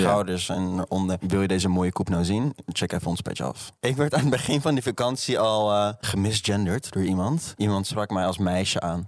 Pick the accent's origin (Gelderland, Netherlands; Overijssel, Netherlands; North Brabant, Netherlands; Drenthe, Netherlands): Gelderland, Netherlands; Arnhem; ik kom uit Arnhem. Dat is wel echt ver boven de Maas